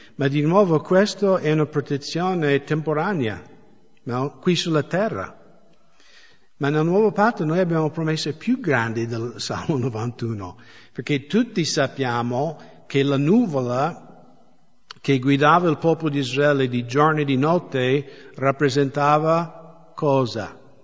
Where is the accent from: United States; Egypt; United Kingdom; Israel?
United States; now in Italy; dalle mie parti negli Stati Uniti